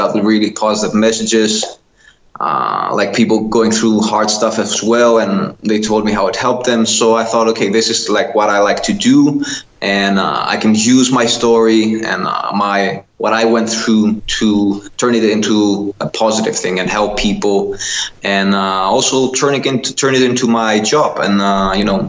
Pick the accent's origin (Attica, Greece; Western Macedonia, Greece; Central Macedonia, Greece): Western Macedonia, Greece; Kastoria; English is a second language; moved away as an adult; also born or lived in Netherlands; I moved back to my hometown in Greece. I live in northern Greece, really small town, a really beautiful town, Kastoria